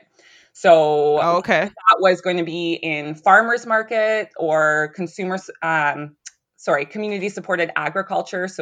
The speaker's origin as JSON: {"language": "English", "region": "Ontario", "country": "Canada", "lives_now": "Pontypool, Canada", "said": "we were from Ontario."}